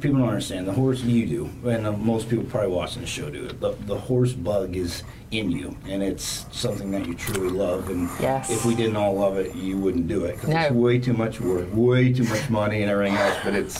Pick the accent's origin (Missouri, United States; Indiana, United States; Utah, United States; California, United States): Indiana, United States; moved away as an adult; now in Ocala, United States; I'm originally from Indiana.